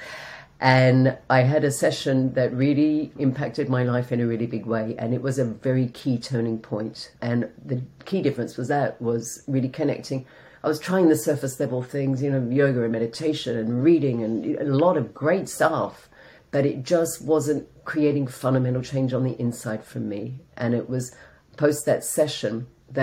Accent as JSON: {"language": "English", "country": "Australia", "also_born_or_lived": "London / south of Spain", "moved": "as an adult", "lives_now": "Spain", "said": "I'm an Australian that lives in the south of Spain."}